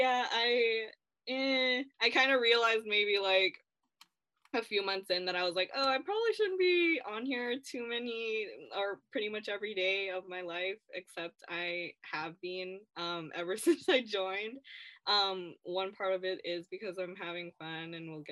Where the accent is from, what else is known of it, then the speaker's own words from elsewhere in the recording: Vancouver, British Columbia, Canada; I am from Vancouver, so unfortunately I'm a homer